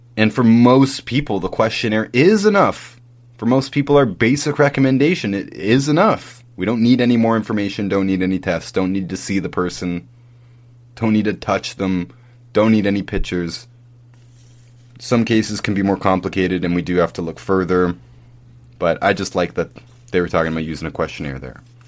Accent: Canada; When I was growing up in Canada, we all did the Terry Fox run

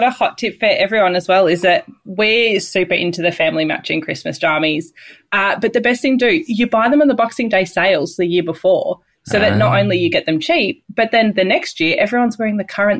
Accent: Australia; as an Australian

